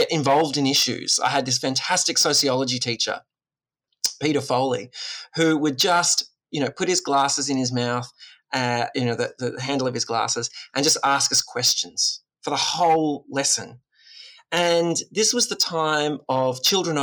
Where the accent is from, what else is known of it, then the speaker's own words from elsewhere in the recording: Woy Woy, New South Wales, Australia; I grew up on the Central Coast in amongst the mangroves and the broadwater, the beach and the bush.